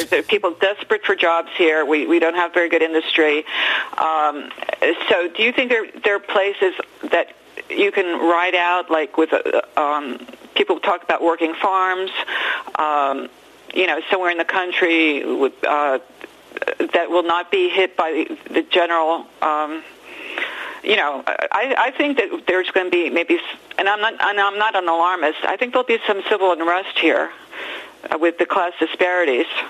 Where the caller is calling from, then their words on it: Miami, Florida, United States; I'm calling you from Miami